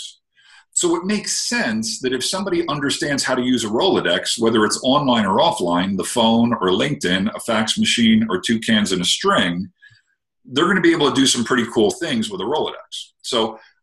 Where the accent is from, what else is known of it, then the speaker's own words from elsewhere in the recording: New Jersey, United States; moved away; I'm originally from New Jersey, where they pretty much eat their young